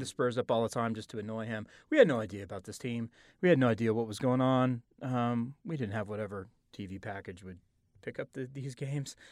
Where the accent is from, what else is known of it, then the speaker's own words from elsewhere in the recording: Oklahoma, United States; I am from Oklahoma.